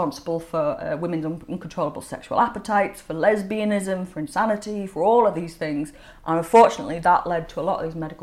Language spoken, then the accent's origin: English; Leeds, Yorkshire and the Humber, United Kingdom; I'm from Leeds